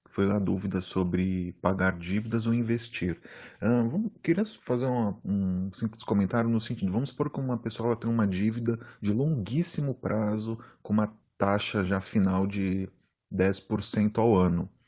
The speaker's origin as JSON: {"language": "Portuguese", "region": "São Paulo", "country": "Brazil", "said": "sou de São Paulo, capital."}